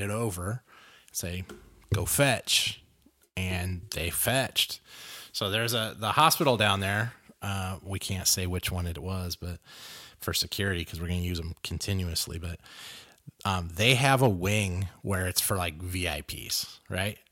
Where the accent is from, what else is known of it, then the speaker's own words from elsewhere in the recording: Los Angeles, California, United States; I grew up in South Central L